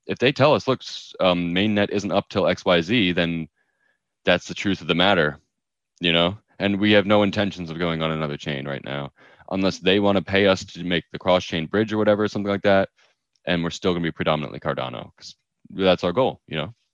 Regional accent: New York, United States; I'm a New Yorker

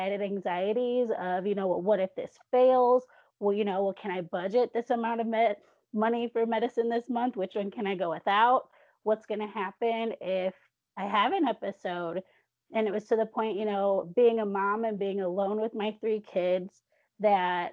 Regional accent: south of Chicago, Illinois, United States; moved away as an adult; also born or lived in Northern Alabama; now in Alabama, United States; I'm originally from Illinois in the Midwest, south of Chicago. But I'm currently living and raising my kids in Northern Bama

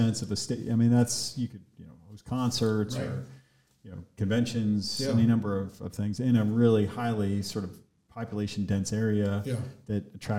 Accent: Philadelphia, Pennsylvania, United States; Growing up in Philadelphia

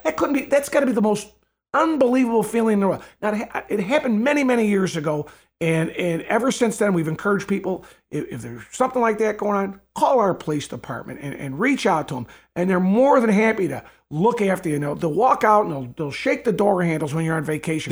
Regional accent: Evergreen Park, Illinois, United States; I was born in Evergreen Park. I've lived in Evergreen Park my whole life. I've never left Evergreen Park

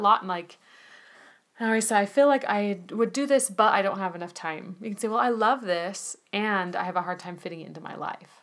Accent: United States; as an American

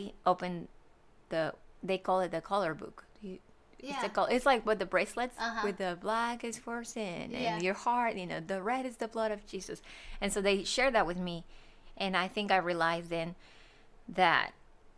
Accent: Monterrey, Nuevo León, Mexico; moved away as an adult; now in Georgia, United States; I am from Mexico, from Monterrey, Mexico, and I have been here for 10 years. I came here to Georgia September 2013

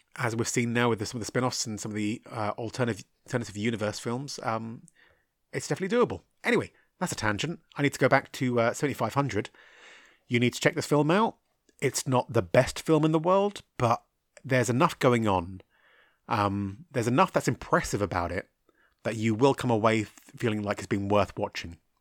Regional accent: United Kingdom; me being a British guy, uh, Irish really, but British

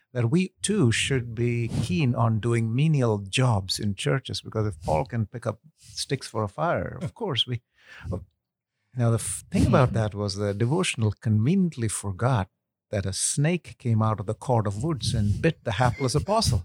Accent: India; moved away as an adult; also born or lived in Kuwait; now in United States; I'm ethnically Indian, uh, but I was actually born in Kuwait, where my father was working. And when he retired, we moved back to India, lived there for about ten something years, came to the U S for school

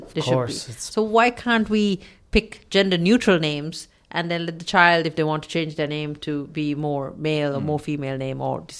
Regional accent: Sri Lanka; I remember growing up in Sri Lanka, seeing these children walking around on their own, and nobody cared.

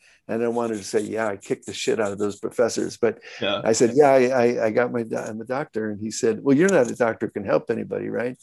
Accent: Glen Ellyn, Illinois, United States; I grew up in Glen Ellyn, Illinois.

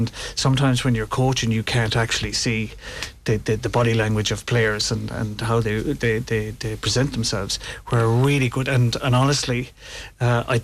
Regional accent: Clifden, Connacht, Ireland; I was born on Railway View in Clifton

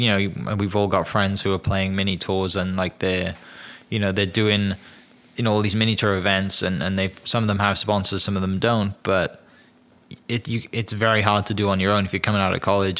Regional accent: Wales, United Kingdom

